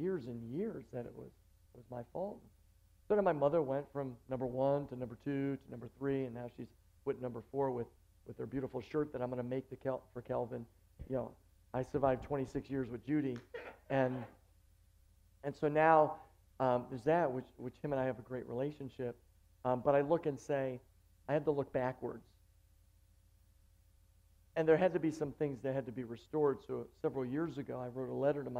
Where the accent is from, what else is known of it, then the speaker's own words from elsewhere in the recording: Buffalo, New York, United States; moved away as an adult; now in Long Island, United States; I'm just a nobody kid from Buffalo, New York that grew up to just pastor a church in Long Island.